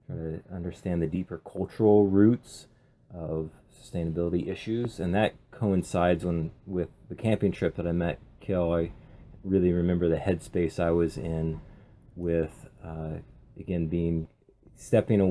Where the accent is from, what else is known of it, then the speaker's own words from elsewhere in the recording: Pacific Northwest, United States; being born and raised in the Pacific Northwest